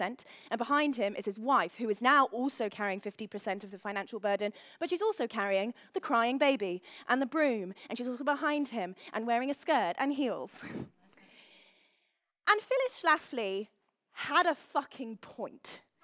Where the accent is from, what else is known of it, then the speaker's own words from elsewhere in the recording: London, United Kingdom; I am from London.